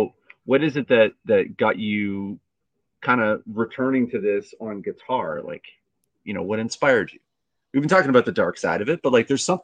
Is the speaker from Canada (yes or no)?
yes; Canada; So as you know, I'm Canadian.